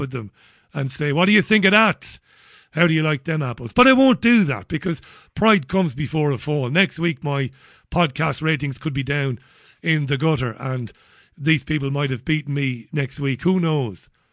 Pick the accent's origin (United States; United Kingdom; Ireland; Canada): Ireland; moved away; also born or lived in Spain; I'm a Celtic, I'm an Irishman.